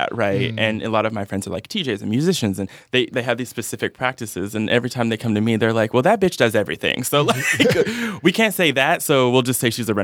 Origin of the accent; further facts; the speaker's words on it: Oakland, California, United States; I'm originally from the Bay Area. Yeah. Okay. I was born in Oakland. I'm a real, real Bay Area kid. I've lived all over the Bay